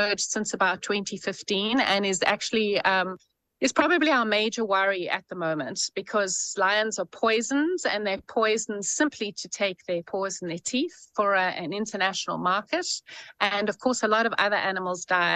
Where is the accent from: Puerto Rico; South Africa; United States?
South Africa; I'm a South African